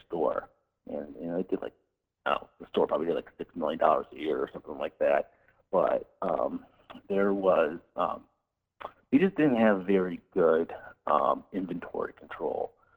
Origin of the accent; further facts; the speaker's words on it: Cleveland, Ohio, United States; moved away as an adult; also born or lived in West Coast / western US; I'm from the Midwest. I'm from Cleveland